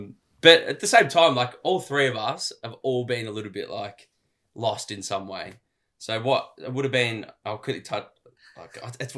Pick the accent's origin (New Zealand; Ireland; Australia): Australia; Melbourne, Victoria; We're from Melbourne. We're Melbourne boys.